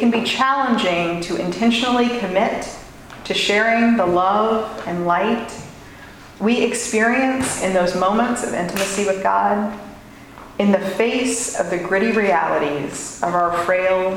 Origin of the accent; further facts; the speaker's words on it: Louisville, Kentucky, United States; the shopping district in my hometown